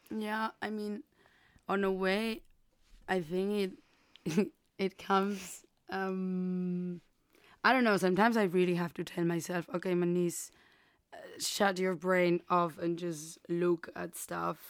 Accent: Burgos, Castile and León, Spain; English is a second language; moved away; I'm from Burgos, a, uh, a place in in Castilla in Spain, a little region in the north.

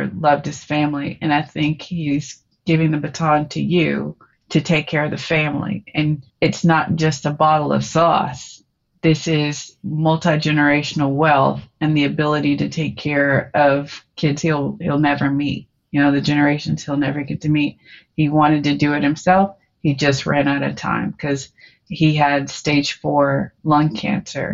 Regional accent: Cookeville, Tennessee, United States; By the time I grew up in Cookeville, Tennessee

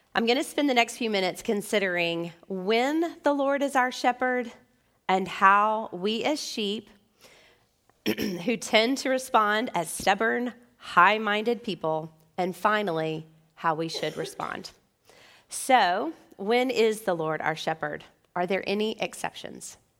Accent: Memphis, Tennessee, United States; as American believers and even Memphians.

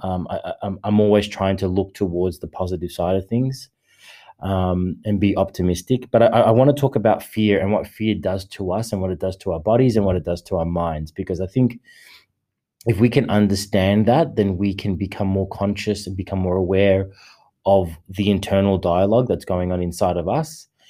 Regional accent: Australia; I am an Australian

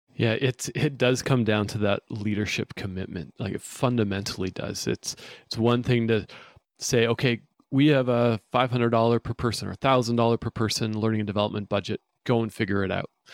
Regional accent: Vancouver, British Columbia, Canada; I'm from Vancouver, British Columbia

